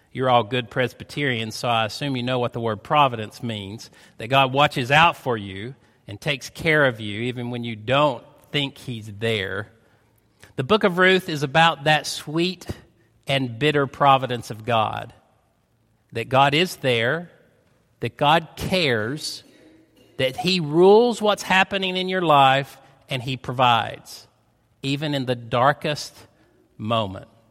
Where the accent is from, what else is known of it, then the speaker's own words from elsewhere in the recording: United States; accent: North Georgian, East Tennessee; moved away; also born or lived in Chattanooga, Tennessee / Rossville, Georgia; We moved here from Chattanooga, so the accent is a North Georgian, East Tennessee accent